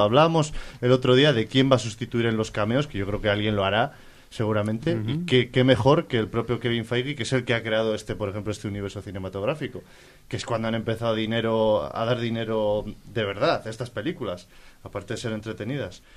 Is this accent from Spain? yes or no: yes; Palencia, Castile and León, Spain; todos los que somos de Palencia